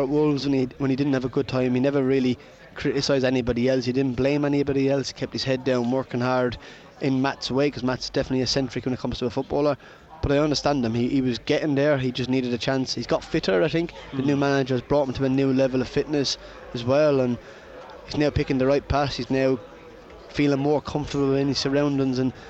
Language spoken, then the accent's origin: English; Ireland; I'm Irish